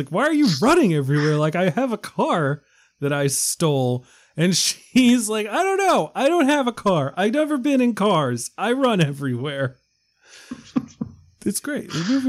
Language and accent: English; New York, United States; I was born in New York